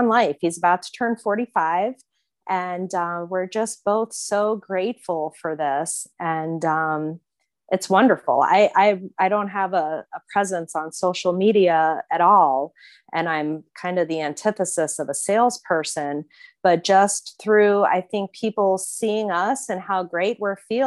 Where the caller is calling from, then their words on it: Fort Lauderdale, Florida, United States; I'm calling from Fort Lauderdale, Florida